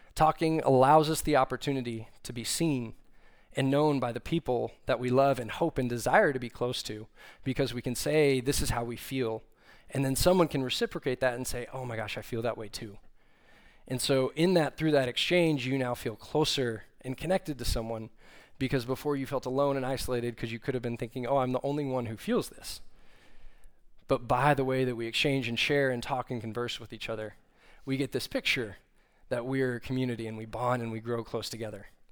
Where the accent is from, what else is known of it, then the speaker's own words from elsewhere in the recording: Austin, Texas, United States; moved away as an adult; now in Fort Worth, United States; I grew up in Austin, Texas, but saw the light and left there and came up here to Fort Worth